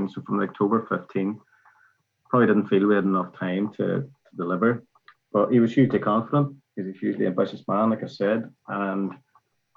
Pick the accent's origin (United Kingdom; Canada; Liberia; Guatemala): United Kingdom; Northern Ireland; moved away as an adult; also born or lived in Great Britain; growing up in Northern Ireland